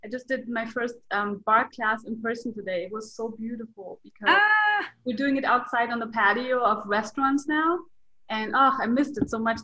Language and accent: English; Germany; I'm from Germany.